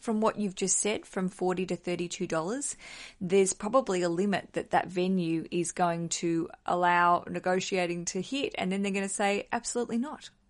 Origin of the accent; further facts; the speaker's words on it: Australia; now in London, United Kingdom; as an Australian, I think in dollars, and I live in a country that works in pounds.